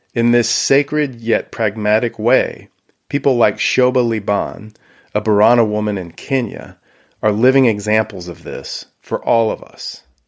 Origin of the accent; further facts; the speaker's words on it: Houston, Texas, United States; Growing up in Houston, Texas